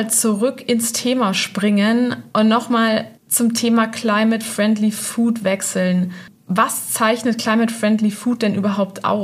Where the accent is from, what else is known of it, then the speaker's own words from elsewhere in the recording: Braunschweig, Lower Saxony, Germany; In Braunschweig, in Niedersachsen.